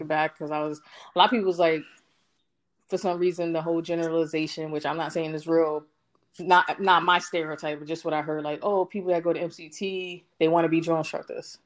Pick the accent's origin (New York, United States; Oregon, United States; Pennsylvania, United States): New York, United States; New York City; moved away as an adult; I am from Brooklyn, New York. BK all day, every day